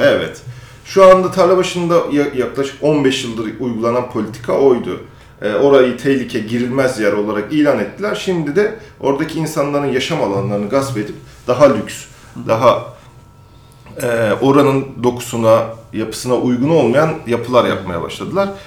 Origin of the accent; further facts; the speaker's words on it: Samsun, Turkey; moved away as an adult; also born or lived in Ankara; now in Istanbul, Turkey; ben Samsun'da büyüdüm